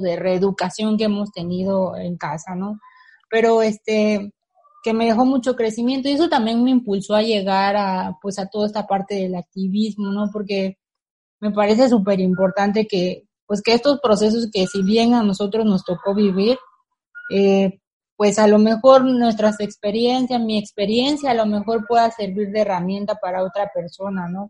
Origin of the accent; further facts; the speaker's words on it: Campeche, Mexico; soy del, del Campeche, específicamente de la ciudad de Campeche